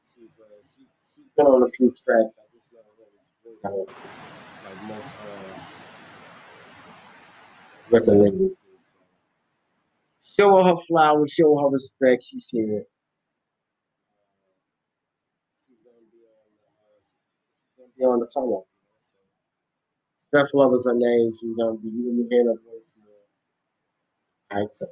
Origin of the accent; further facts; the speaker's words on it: New York City, New York, United States; moved away; When I grew up in Bed-Stuy